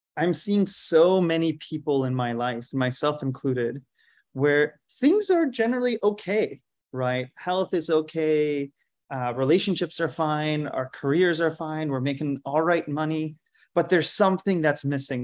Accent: India; moved away as an adult; also born or lived in Philadelphia, United States; I grew up in India

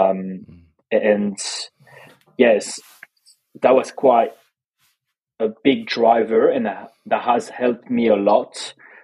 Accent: Toulouse, Occitania, France; English is a second language; moved away as an adult; also born or lived in Australia; now in London, United Kingdom; Toulouse. I grew up in Toulouse.

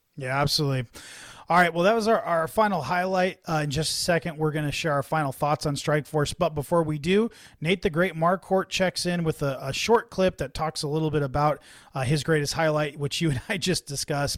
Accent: San Jose, California, United States; I grew up in and around San Jose.

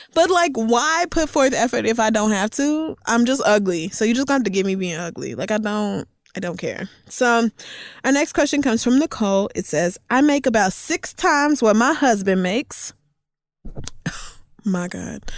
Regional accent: Oklahoma, United States; growing up in Oklahoma

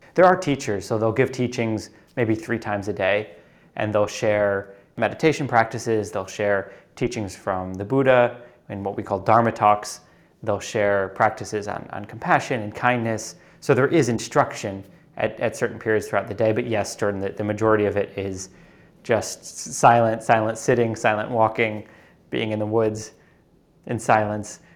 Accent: New York City, New York, United States; moved away as an adult; also born or lived in Uruguay; I grew up in New York City

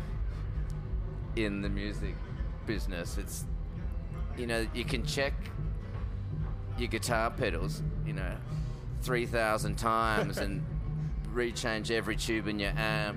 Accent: Perth, Western Australia, Australia; my father's a musician and he's run a blues club in Perth where I grew up

